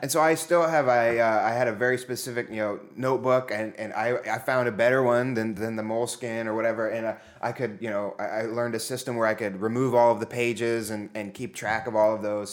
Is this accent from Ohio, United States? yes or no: yes; Zanesville, Ohio, United States; I grew up in Zanesville, Ohio